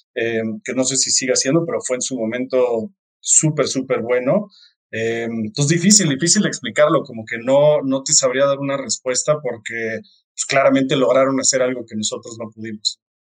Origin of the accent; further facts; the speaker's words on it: Mexico; soy de México